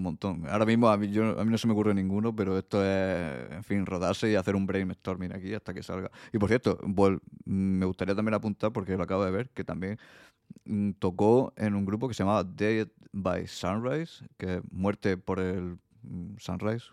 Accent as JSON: {"language": "Spanish", "region": "Region of Murcia", "country": "Spain", "said": "pronuncio las bandas de esa manera porque también soy de Murcia"}